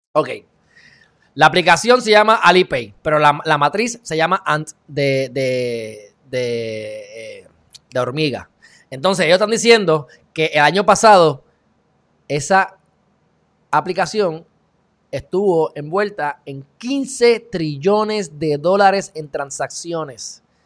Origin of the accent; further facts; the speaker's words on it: Puerto Rico; como puertorriqueño